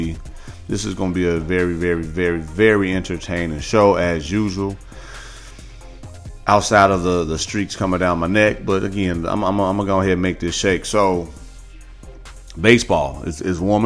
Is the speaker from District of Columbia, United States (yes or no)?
no; Chicago, Illinois, United States; born and raised in the Midwest. Grew up in the Chicagoland area.